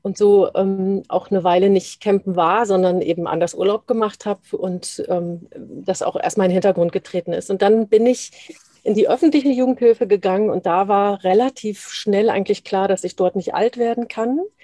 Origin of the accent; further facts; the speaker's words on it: Dortmund, North Rhine-Westphalia, Germany; moved away; also born or lived in Hesse; ich bin im Ruhrgebiet aufgewachsen